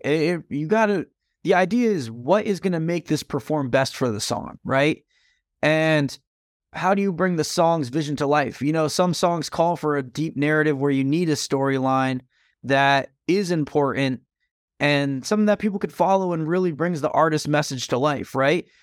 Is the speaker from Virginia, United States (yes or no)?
no; Stamford, Connecticut, United States; my hometown of Stamford, Connecticut